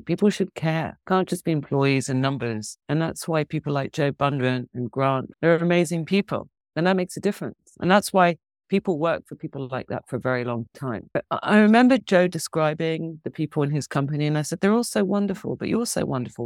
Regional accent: London, United Kingdom; moved away; also born or lived in Hong Kong; I grew up in London

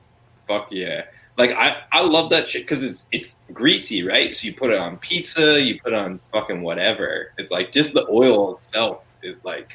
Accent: San Diego, California, United States; now in Los Angeles, United States; where I grew up in San Diego

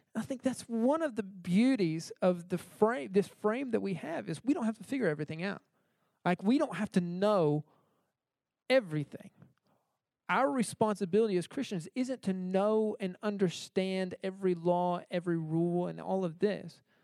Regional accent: United States; moved away as an adult; I grew up in America, uh, so I was used to uh, grocery stores

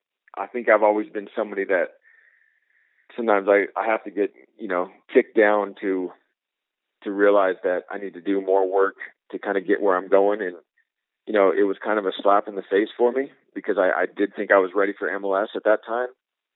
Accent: Seattle, Washington, United States; Yeah, definitely. Seattle's kind of a hotbed for soccer.

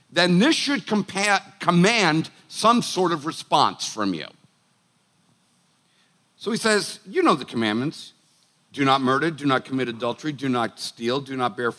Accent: Boston, Massachusetts, United States; I'm a Irish, Italian, Bostonian

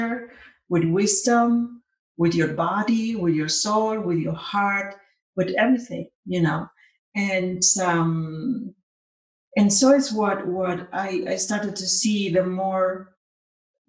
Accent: Argentina; moved away; also born or lived in California; And I'm originally from Argentina

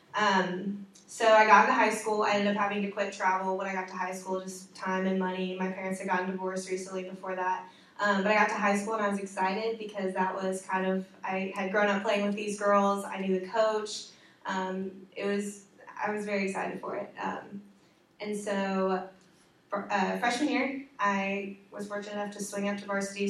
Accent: Evansville, Indiana, United States; moved away as an adult; now in Indianapolis, United States; I'm from Evansville, Indiana

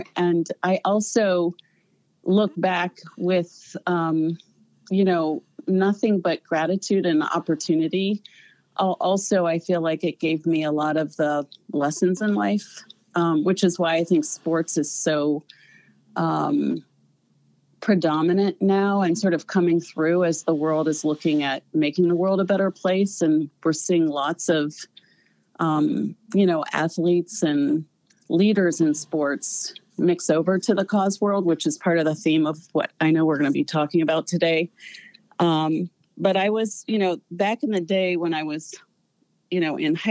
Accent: Ithaca, New York, United States; also born or lived in Youngstown, Ohio; I was born in Youngstown, Ohio. I grew up in Ithaca, New York

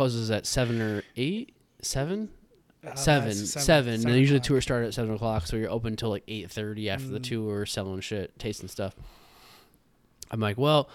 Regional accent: Iowa, United States; now in Chicago, United States; I'm a kid from Iowa

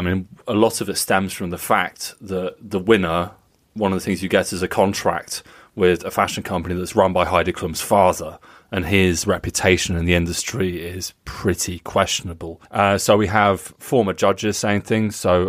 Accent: United Kingdom; I have always thought his name was Jupp because I'm British.

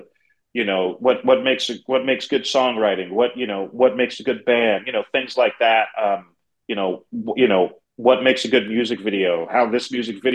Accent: New York City, New York, United States; moved away as an adult; now in Houston, United States; growing up in the Bronx, growing up in New York City

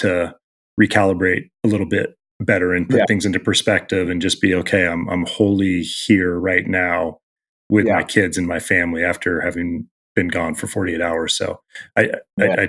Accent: Southern Oregon, United States; also born or lived in Los Angeles / Portland; now in Seattle, United States; I'm from Southern Oregon

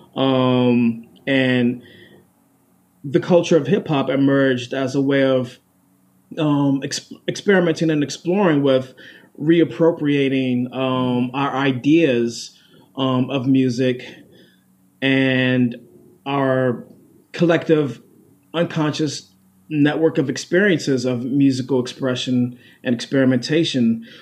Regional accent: Washington, District of Columbia, United States; also born or lived in Prince George's County, Maryland; So I was born in Washington D.C., raised there and then also raised in Prince George's County, Maryland, mm-hmm. uh, a county right outside of Washington, D.C.

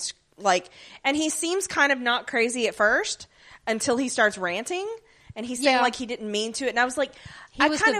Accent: the South, United States; we're from the South.

